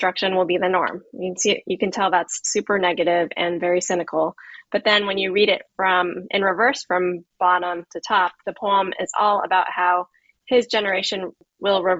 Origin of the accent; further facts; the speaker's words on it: United States; I grew up in the United States